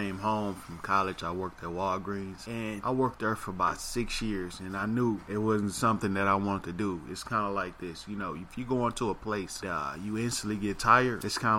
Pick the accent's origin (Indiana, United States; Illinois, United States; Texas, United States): Texas, United States; Dallas; also born or lived in Oklahoma; I'm from Dallas, Texas, born in Parkland Hospital.